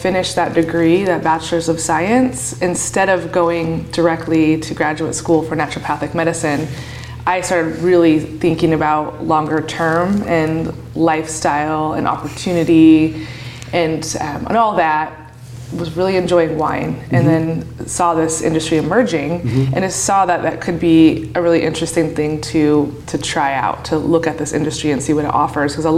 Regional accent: Oregon, United States; I grew up in Oregon, and I went to college here in Oregon

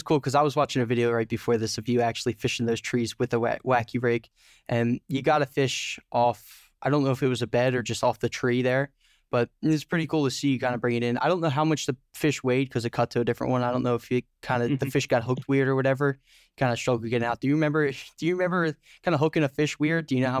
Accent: East Coast, United States; And then so I'm from the East Coast, and I know a lot of the guys who listen to this podcast are also from the East Coast.

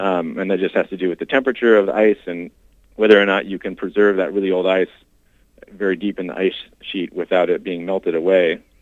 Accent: Washington, United States; moved away as an adult; now in Minnesota, United States; So I grew up in Washington State

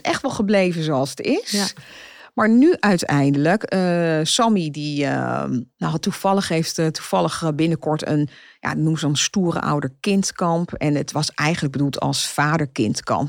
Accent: Zeist, Utrecht, Netherlands; ik kom uit Zeist

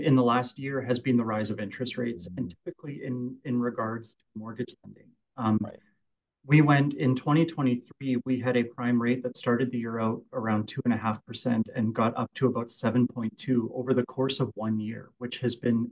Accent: Kelowna, British Columbia, Canada; I was born and raised out around Winfield and Kelowna and always kind of worked around

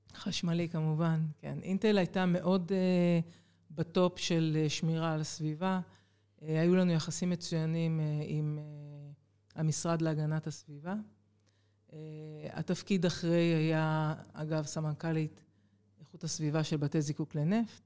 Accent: Jerusalem, Jerusalem District, Israel; moved away as an adult; also born or lived in Haifa; אני אה, ילידת ירושלים, אחת מארבעה ילדים, מספר שתיים ברביעייה הזו, ו... בעצם החיים שלי התחילו בשכונת קטמון בירושלים

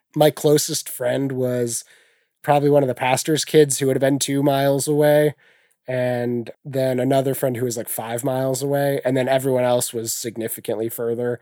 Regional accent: Ney, Ohio, United States; I grew up out, as I said earlier, outside of a town of three hundred people. The town was called Ney.

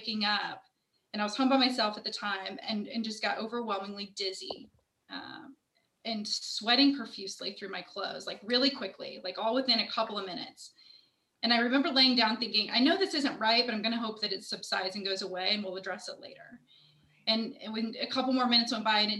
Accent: Indianapolis, Indiana, United States; I am born and raised in Indianapolis

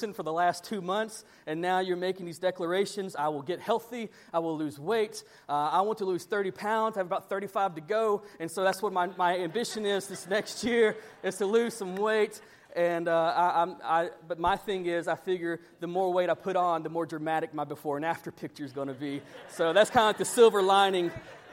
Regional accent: Panama City, Florida, United States; moved away; I come from Panama City. We do a lot of offshore fishing

